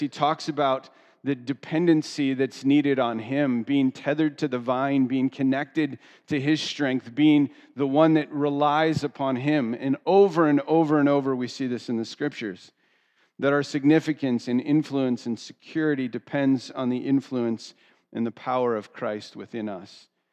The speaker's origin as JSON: {"language": "English", "country": "United States", "tie": "born or raised there", "said": "I grew up two hours outside of Philadelphia"}